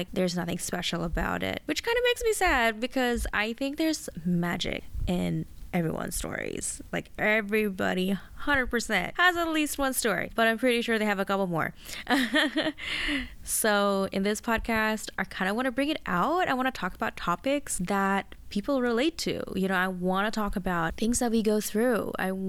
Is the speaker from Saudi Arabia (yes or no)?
yes; Saudi Arabia; also born or lived in Malaysia; now in Australia; I was born in Saudi Arabia, where I lived a lot of my childhood at, spent some time in Malaysia, and finally found myself in Australia.